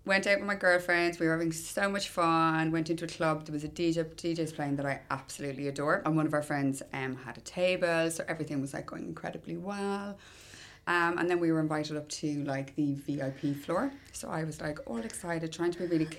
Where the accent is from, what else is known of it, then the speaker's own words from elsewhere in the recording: Ireland; I'm Irish